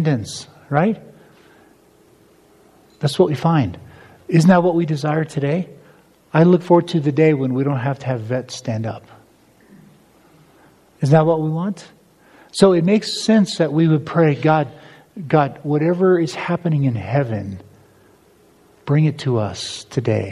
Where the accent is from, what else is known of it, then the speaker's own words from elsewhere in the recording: United States; As an American